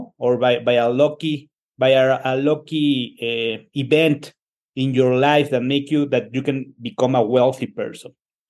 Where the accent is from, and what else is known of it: Mexico